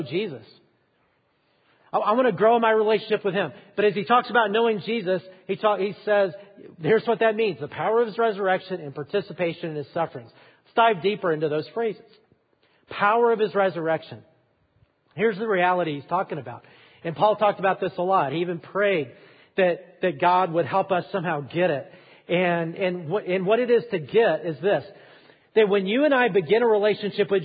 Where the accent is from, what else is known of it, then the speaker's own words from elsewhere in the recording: Alabama, United States; I am from Alabama.